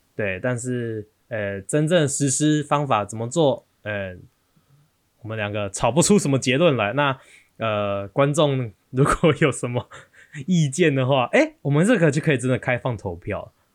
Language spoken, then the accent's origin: Chinese; Taiwan; 我们台湾人